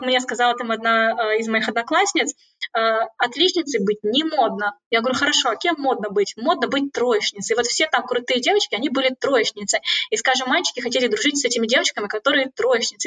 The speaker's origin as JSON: {"language": "Russian", "country": "Kazakhstan", "moved": "as an adult", "lives_now": "Cambridge, United Kingdom", "said": "я уехала из Казахстана"}